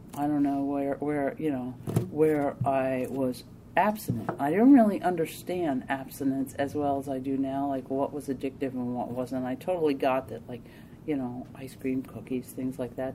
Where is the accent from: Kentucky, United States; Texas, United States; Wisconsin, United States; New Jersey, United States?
New Jersey, United States; I'm from New Jersey, and this was I lived in New Jersey, and moved back up to where my parents near where my parents live